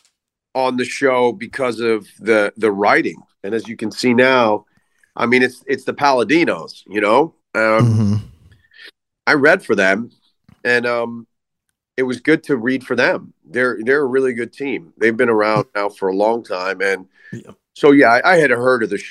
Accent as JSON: {"language": "English", "town": "Philadelphia", "region": "Pennsylvania", "country": "United States", "tie": "born or raised there", "also_born_or_lived": "New York / Allentown / Bethlehem / Lehigh Valley", "moved": "yes", "lives_now": "Los Angeles, United States", "said": "I grew up in New York and Philadelphia"}